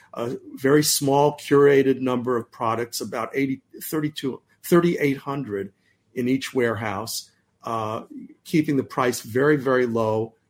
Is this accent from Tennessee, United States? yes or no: no; Bay Area, California, United States; We grew up in the Bay Area